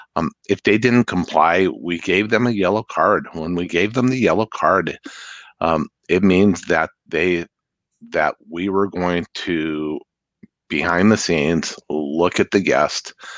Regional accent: Santa Fe, New Mexico, United States; moved away as an adult; now in Seattle, United States; I grew up in Santa Fe

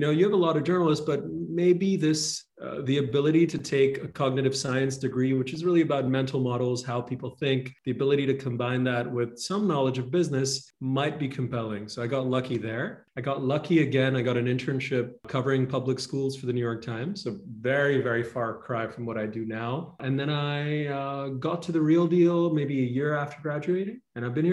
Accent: Dubai, United Arab Emirates; moved away as an adult; also born or lived in Toronto, Canada; now in Los Angeles, United States; I grew up in a monarchy. I grew up in Dubai.

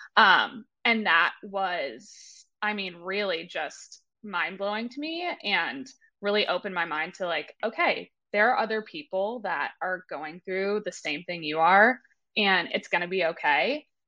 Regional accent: Marblehead, Massachusetts, United States; moved away as an adult; also born or lived in Maine; I grew up in Massachusetts, little town outside of Boston called uh, Marblehead

